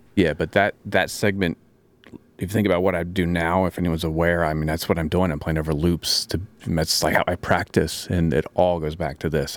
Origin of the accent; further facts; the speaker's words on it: Maryland, United States; I'm from Maryland